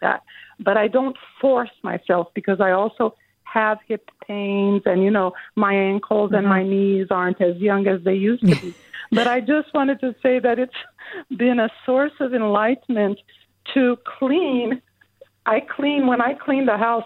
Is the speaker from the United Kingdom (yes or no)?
no; São Paulo, Brazil; now in Berkeley, United States; I grew up in Brazil, in southern Brazil, in Sao Paulo